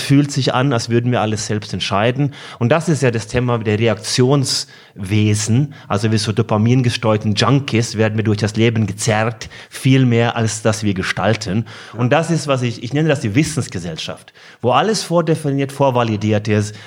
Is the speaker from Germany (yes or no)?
no; Norway; German is a second language; moved away; gebürtiger Norweger